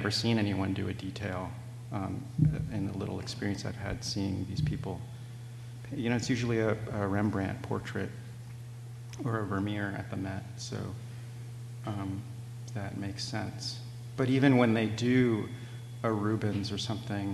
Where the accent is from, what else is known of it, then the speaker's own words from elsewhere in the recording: San Diego, California, United States; moved away; my hometown museum in La Jolla